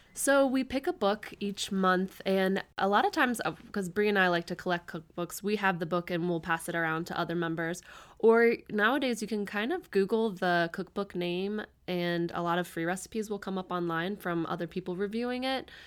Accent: Northern Kentucky, United States; moved away as an adult; now in Louisville, United States; I'm originally from the Northern Kentucky area

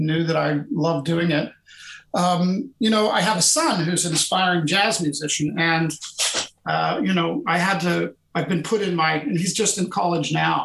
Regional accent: Pittsburgh, Pennsylvania, United States; moved away as an adult; now in Boston, United States; I went home to my hometown in Pittsburgh

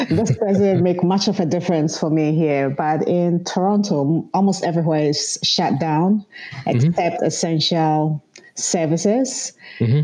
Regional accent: Accra, Greater Accra, Ghana; moved away as an adult; also born or lived in northern Ghana; now in Ontario, Canada; I'm Ghanaian. I lived in Ghana most of my life. I was actually born in the north and we migrated to Accra, and I lived there till my early 20s.

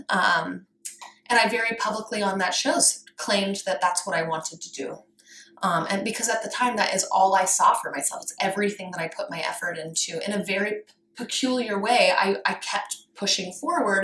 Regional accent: Colorado, United States; I grew up rurally in Colorado

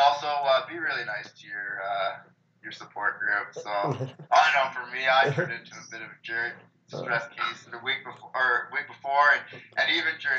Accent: Penticton, British Columbia, Canada; I've been, you know, the most fortunate growing up in the Ironman town

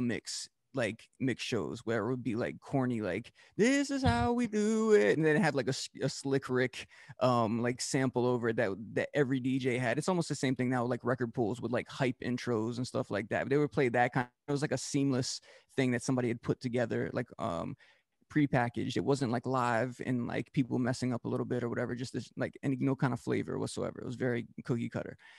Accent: Georgetown, Delaware, United States; also born or lived in Rehoboth Beach, Delaware; Georgetown, Delaware um, was the official town that I grew up

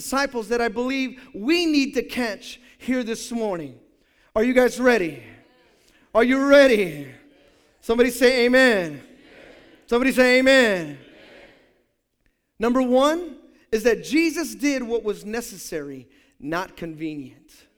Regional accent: Hayward, California, United States

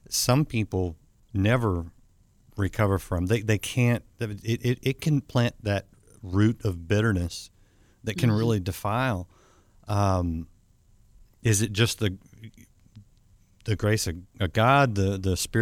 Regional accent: Texas, United States; I'm from Texas

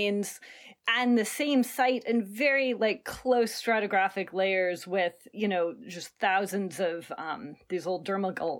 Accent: Portland, Oregon, United States; I grew up in Portland, Oregon

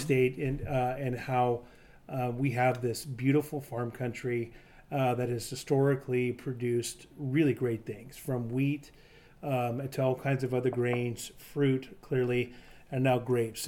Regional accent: Eastern Washington, United States; I grew up in Eastern Washington, but I've lived on either side of the state my entire life.

